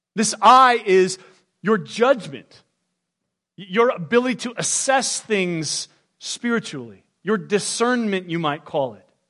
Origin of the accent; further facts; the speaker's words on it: United States; I was born in the United States of America